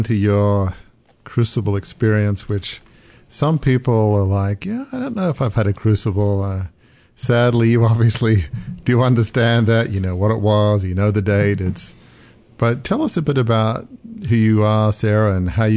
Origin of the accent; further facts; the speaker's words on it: Australia; now in Annapolis, United States; even though I'm from Australia, for some reason we ended up in Annapolis, Maryland